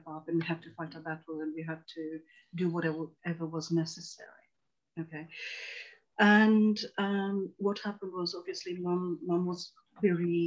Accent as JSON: {"language": "English", "region": "London", "country": "United Kingdom", "tie": "born or raised there", "also_born_or_lived": "Tanzania"}